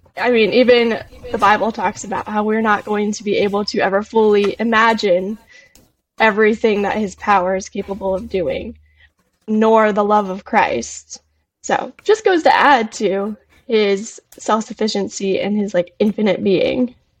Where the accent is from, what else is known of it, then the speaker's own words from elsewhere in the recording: Arizona, United States; I am from Arizona